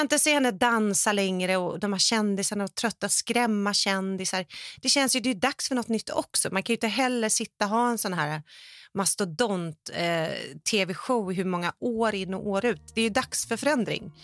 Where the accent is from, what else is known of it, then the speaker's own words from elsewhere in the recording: Sweden; now in Los Angeles, United States; som svensk